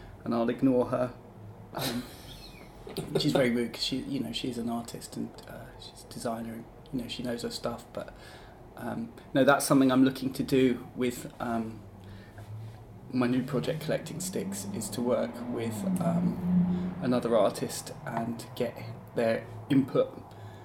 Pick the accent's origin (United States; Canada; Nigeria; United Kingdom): United Kingdom; Kent, South East England; moved away as an adult; also born or lived in Leeds; now in Brighton, United Kingdom; I grew up in Kent, and then I went to university in Leeds, which is where Thought Bubble was, and I stayed there for 10 years.